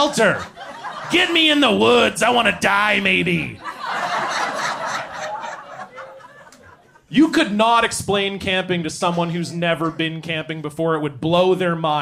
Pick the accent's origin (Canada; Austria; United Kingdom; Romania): Canada; Ontario; moved away; I'm from Ontario originally